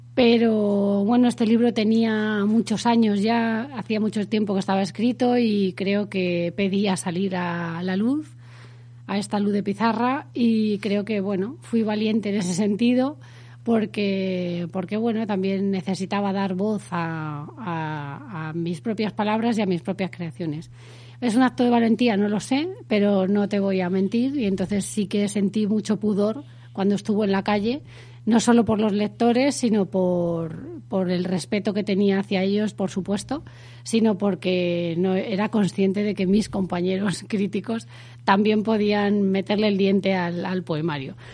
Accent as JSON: {"language": "Spanish", "town": "Madrid", "region": "Community of Madrid", "country": "Spain", "tie": "born or raised there", "also_born_or_lived": "Extremadura", "said": "Mi familia es extremeña, yo soy de Madrid, he vivido toda mi vida en Madrid"}